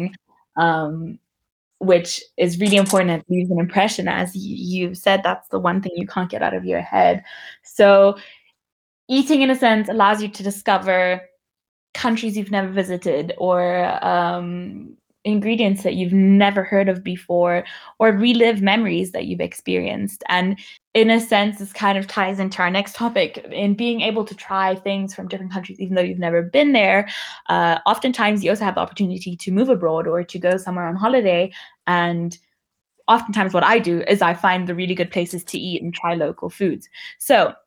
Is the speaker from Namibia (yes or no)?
yes; Namibia; growing up in Namibia